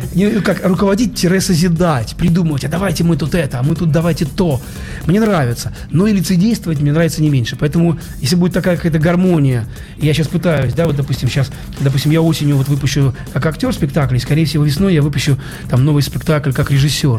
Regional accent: Saint Petersburg, Russia; только я один питерский

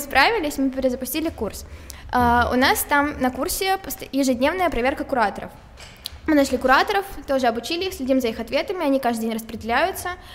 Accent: Moscow, Russia; also born or lived in Saint Petersburg; я москвичка, но уезжала в Питер э, в середине девятого класса, и вот в одиннадцатом классе вернулась в Москву.

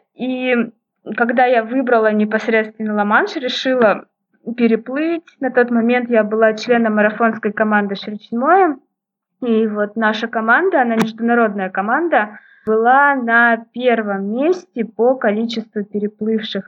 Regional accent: Novokuznetsk, Kemerovo Oblast, Russia; now in Novosibirsk, Russia; Вообще я родом из Сибири, из Новокузнецка, это город в Кемеровской области.

